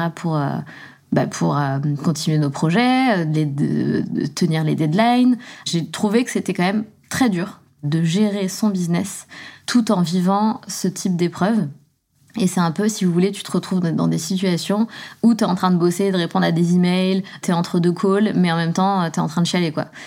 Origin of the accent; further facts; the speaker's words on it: southern France, France; also born or lived in Besançon, Bourgogne-Franche-Comté, France; je viens de Besançon. On a déménagé dans le sud de la France pour partir habiter avec mon beau-père. Donc, j'avais quoi J'avais 6 ans